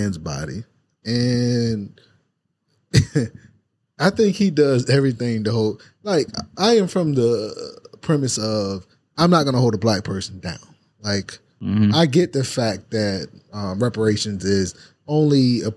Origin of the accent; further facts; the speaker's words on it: the South, United States; growing up in the South.